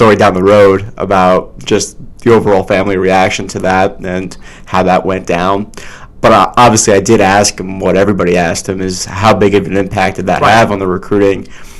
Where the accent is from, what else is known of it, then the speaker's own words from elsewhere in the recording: New York City, New York, United States; I'm coming from New York City, where the level of talent in high school basketball is really, really high.